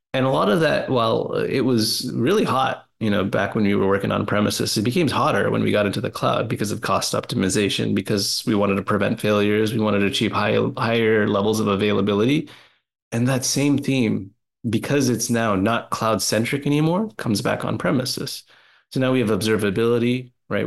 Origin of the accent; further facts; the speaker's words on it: Canada; I'm a Canadian too